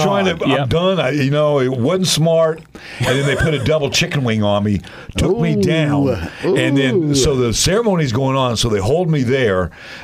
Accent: Colorado, United States; I was from Colorado.

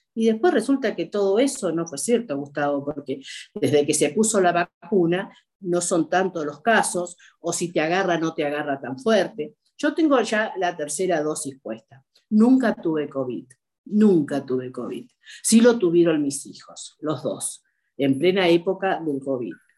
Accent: Argentina; como argentina

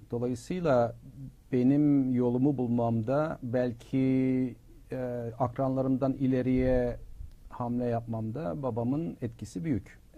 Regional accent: Turkey; moved away; hayır ben hala kendimi e, bir Türk olarak düşünürüm. E, Türkiye'yi temsil ettiğim düşüncesindeyimdir. Çünkü herkes benim Türk olduğumu biliyor.

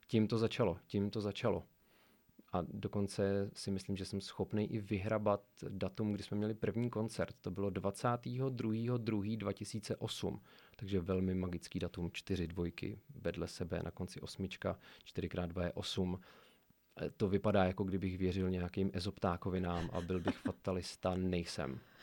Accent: Sokolov, Karlovy Vary Region, Czechia; pocházím ze Sokolova a mám tam mnoho vazeb

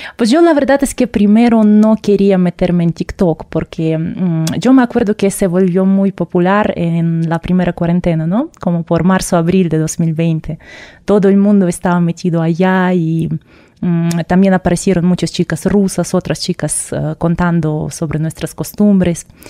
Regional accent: Russia; Spanish is a second language; moved away as an adult; also born or lived in Moscow; now in Mexico

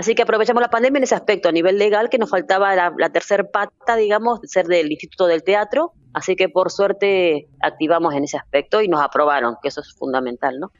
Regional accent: Buenos Aires, Argentina; yo nací en Buenos Aires

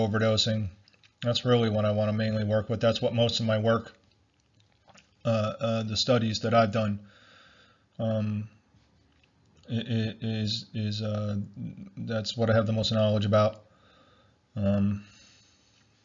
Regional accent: United States; me being born in America and being an American all my life

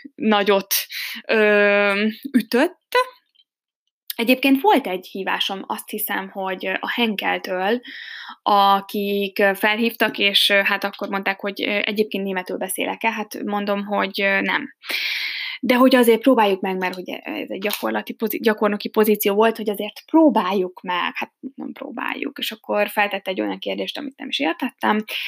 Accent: Hungary; first language Hungarian; moved away as an adult; now in Germany; magyar vagyok

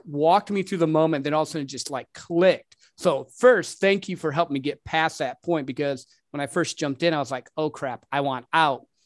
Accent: Michigan, United States; now in Texas, United States; I'm originally from Michigan

